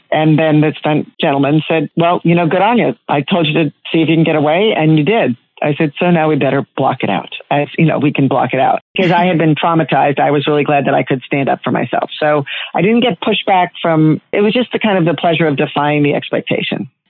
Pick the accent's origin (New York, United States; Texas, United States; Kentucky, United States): New York, United States; Long Island; When I grew up on Long Island, there wasn't a Long Island accent.